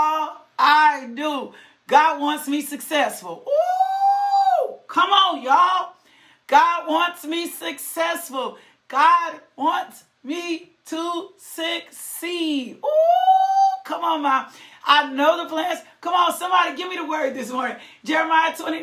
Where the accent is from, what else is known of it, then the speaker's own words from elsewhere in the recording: the South, United States; I'm from the South